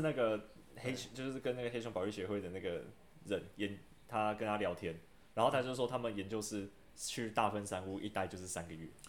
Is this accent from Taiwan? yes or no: yes; Taiwan; 我从小住在山上，两千多公尺